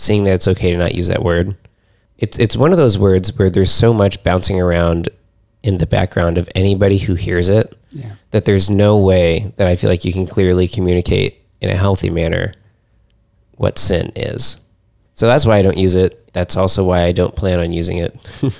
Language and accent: English; Illinois, United States; moved away as an adult; now in New England, United States; where I grew up in Illinois